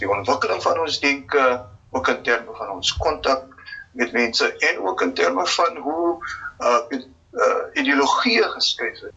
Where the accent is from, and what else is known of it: South Africa